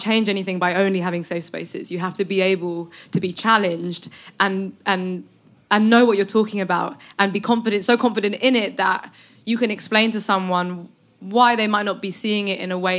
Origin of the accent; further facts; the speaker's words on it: London, United Kingdom; I've always been from here, so it's always been a part of who I am